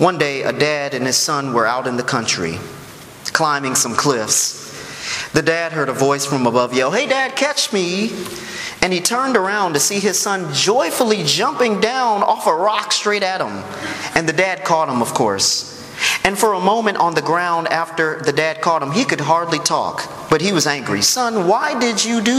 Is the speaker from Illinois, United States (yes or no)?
yes; Chicago, Illinois, United States; I'm from Chicago